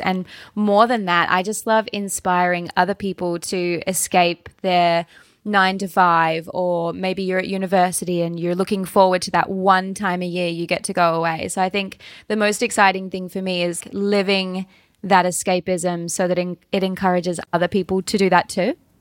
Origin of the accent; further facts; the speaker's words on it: Launceston, Tasmania, Australia; accent: Australian; I was born in the northwest of Tasmania and then have lived pretty much my entire life in Launceston, which is the second biggest city in the north